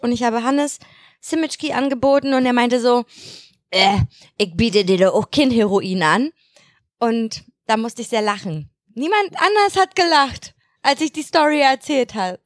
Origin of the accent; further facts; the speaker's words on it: Mecklenburg-Vorpommern, Germany; bei uns in Mecklenburg.